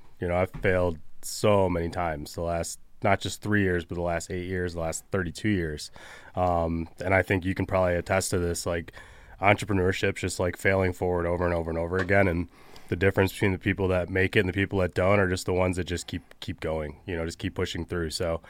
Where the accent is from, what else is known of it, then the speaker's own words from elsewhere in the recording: Michigan, United States; I grew up in Southeast Michigan and started a company called Social House almost 4 years ago now